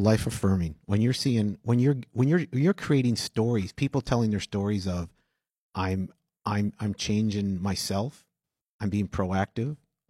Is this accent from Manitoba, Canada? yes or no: yes; Winnipeg, Manitoba, Canada; I'm from St. Boniface.